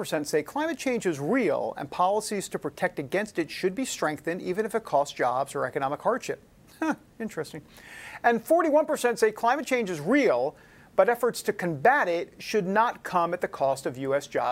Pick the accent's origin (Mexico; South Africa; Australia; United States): United States; New York tri-state area; that's what I typically say since I'm from the New York tri-state area